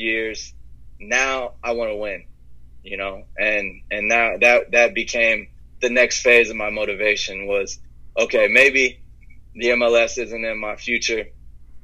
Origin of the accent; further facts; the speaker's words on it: Dayton, Ohio, United States; I'm from Ohio, born in Dayton, Ohio